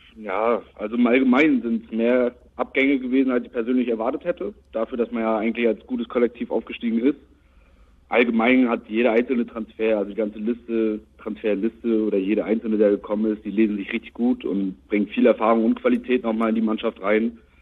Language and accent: German; Rostock, Mecklenburg-Vorpommern, Germany; 21 aus Rostock, auch gebürtiger Rostocker